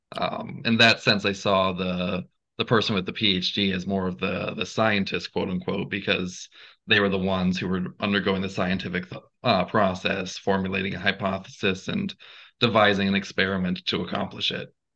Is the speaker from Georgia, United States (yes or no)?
yes; Gainesville, Georgia, United States; I'm from Gainesville, Georgia, not Ohio.